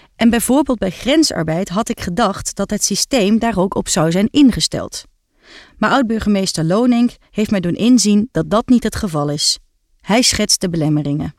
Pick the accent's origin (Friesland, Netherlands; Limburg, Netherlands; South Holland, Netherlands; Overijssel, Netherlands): Limburg, Netherlands; South; ik zelf geboren en getogen ben in Zuid-Limburg